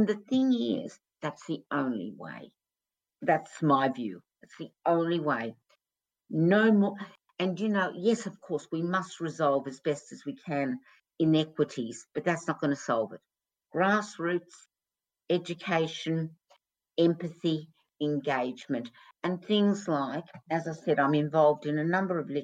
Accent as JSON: {"language": "English", "country": "Australia", "tie": "born or raised there", "said": "When I was growing up in Australia"}